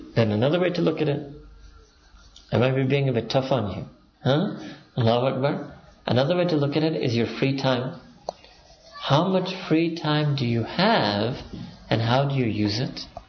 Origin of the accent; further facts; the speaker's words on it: Pakistan; I'm Pakistani